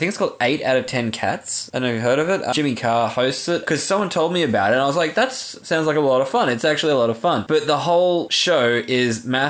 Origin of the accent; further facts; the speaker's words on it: Australia; I feel like as an Australian, it's our duty.